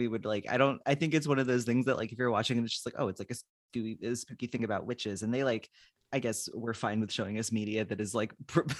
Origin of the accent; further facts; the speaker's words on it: Philadelphia, Pennsylvania, United States; now in Massachusetts, United States; I'm from Philadelphia.